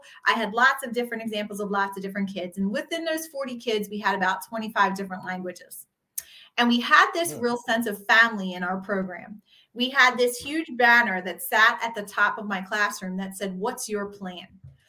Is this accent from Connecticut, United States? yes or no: no; just outside of Philadelphia, PA, Pennsylvania, United States; from just outside of Philadelphia, PA.